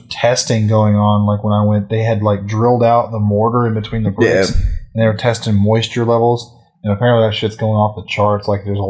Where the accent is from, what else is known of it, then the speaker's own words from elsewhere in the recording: Weatherford, Texas, United States; When I lived in Weatherford